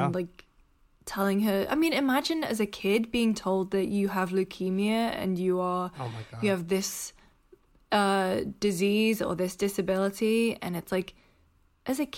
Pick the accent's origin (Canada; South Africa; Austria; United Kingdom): United Kingdom; Newcastle upon Tyne, North East England; also born or lived in Sunderland; now in San Francisco, United States; I'm from Newcastle